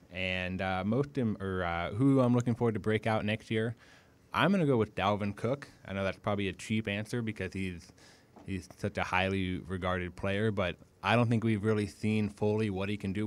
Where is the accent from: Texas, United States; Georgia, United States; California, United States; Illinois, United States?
California, United States; Southern; moved away as an adult; also born or lived in Arizona / Omaha, Nebraska; I grew up in Southern California